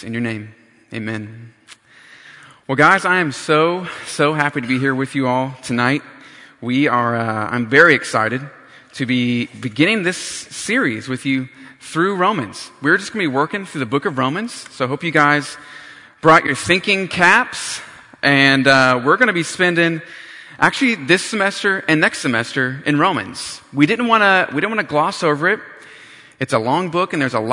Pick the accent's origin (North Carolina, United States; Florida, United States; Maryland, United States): North Carolina, United States; moved away as an adult; also born or lived in Riverside, California; I grew up in North Carolina, and for some odd reason, I decided to go cross country for college